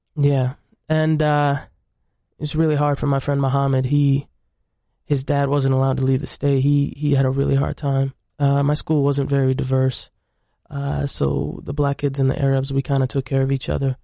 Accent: Syracuse, New York, United States; also born or lived in Egypt; I came to the United States in about ninety-six, ninety-seven, and we grew up in Syracuse, New York

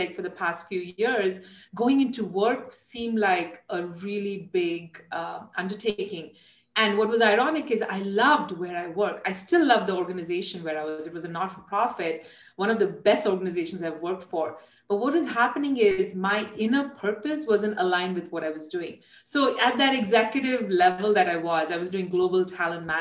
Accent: India; moved away; And I'm Indian. I was, you know, was born there, raised there.

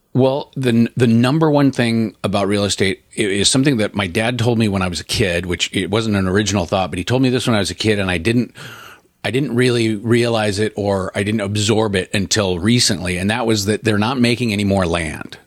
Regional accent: Portland, United States; I'm from Portland

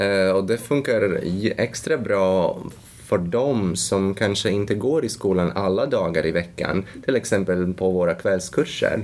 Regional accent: Latvia; Swedish is a second language; now in Sweden; Ursprungligen kommer jag från Lettland

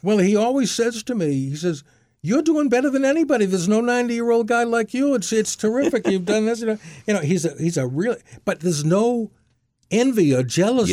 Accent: Brookline, Massachusetts, United States; I was from Brookline

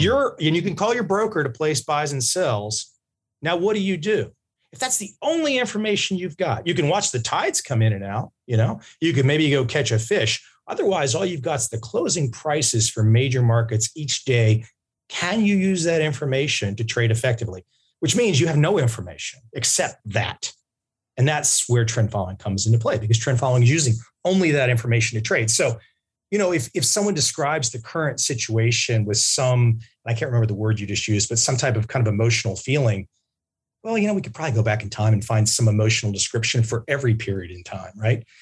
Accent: United States; moved away; my home country

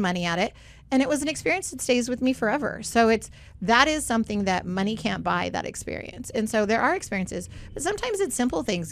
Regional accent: Southern California, United States; growing up in Southern California

